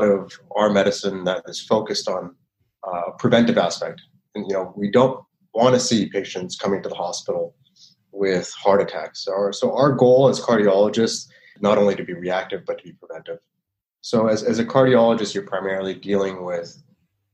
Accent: Mississauga, Ontario, Canada; also born or lived in United States; I grew up here in Toronto, in Mississauga, particularly in the West

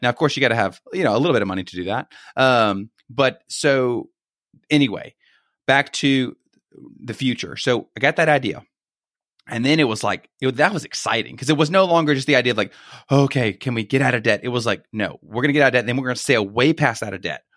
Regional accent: Baton Rouge, Louisiana, United States; moved away as an adult; now in Greenville, United States; born and raised in Baton Rouge

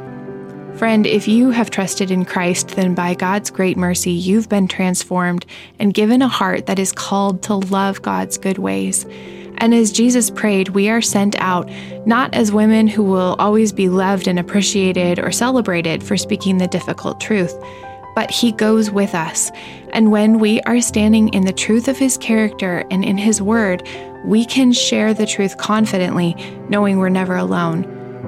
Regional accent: United States; now in Alberta, Canada; I'm an American, but I do live in Canada. I'm up here in Alberta.

